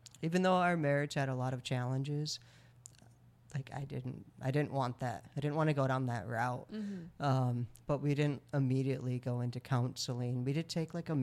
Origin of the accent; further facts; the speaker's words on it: Michigan, United States; moved away as an adult; also born or lived in Mexico / Dallas, Texas; moving from Texas up here to Michigan, where I'm from